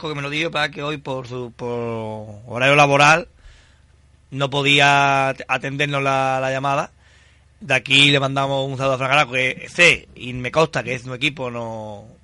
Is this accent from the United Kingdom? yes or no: yes; United Kingdom; Yo que soy británico.